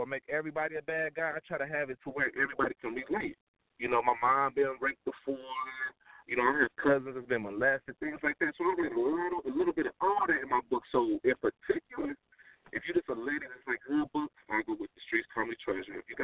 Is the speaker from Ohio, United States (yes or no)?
yes; Dayton, Ohio, United States; now in Charlotte, United States; I'm in Charlotte right now, but I'm from Dayton, Cincinnati area.